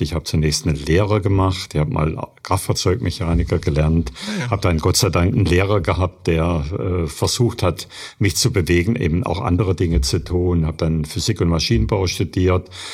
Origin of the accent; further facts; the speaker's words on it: Germany; bei uns in Deutschland